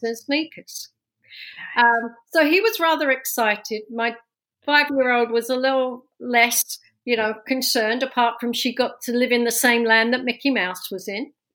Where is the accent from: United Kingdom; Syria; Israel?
United Kingdom; London; accent: London; moved away as an adult; now in New Jersey, United States; this accent's from London, born and raised